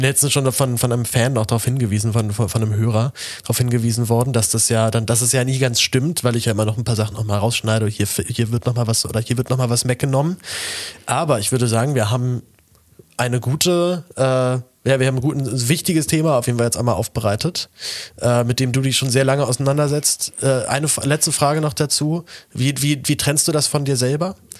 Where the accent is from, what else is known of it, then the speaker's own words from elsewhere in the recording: Berlin, Germany; ich halt dann als Berliner